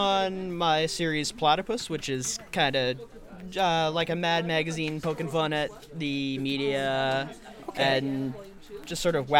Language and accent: English; Oakville, Ontario, Canada; I'm from Oakville, but I'm in Stephanie's Clarkson studio.